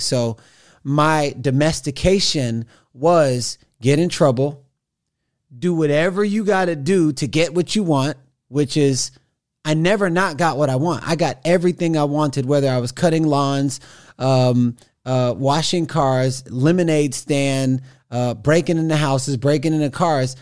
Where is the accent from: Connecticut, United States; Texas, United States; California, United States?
Texas, United States; Missouri City; moved away; also born or lived in Houston / Los Angeles; I was born in Houston, raised in Missouri City